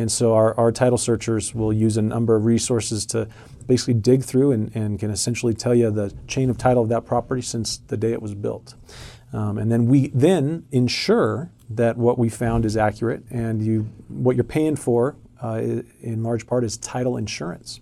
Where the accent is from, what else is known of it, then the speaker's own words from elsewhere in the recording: Arizona, United States; moved away; I grew up in Arizona